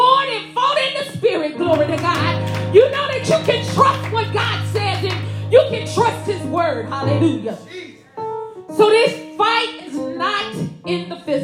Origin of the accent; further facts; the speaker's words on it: Inglewood, California, United States; I'm from Inglewood